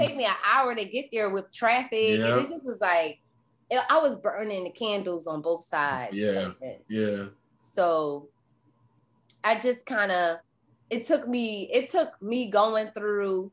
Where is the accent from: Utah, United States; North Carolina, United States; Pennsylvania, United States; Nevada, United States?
Pennsylvania, United States; Philadelphia; I'm from Philly